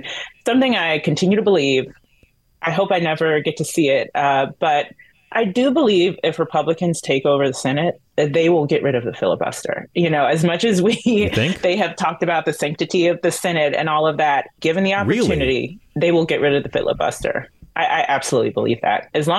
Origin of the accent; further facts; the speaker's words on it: North Carolina, United States; I'm from North Carolina.